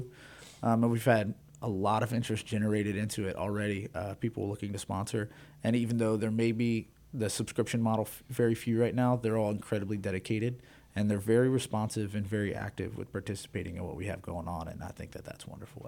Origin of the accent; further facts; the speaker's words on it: Texas, United States; I was raised in Texas, was raised around country music my entire life